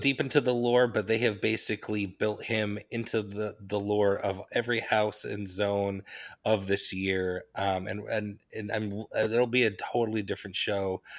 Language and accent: English; Wasatch Range, Utah, United States; I grew up in the Wasatch Range of the Rocky Mountains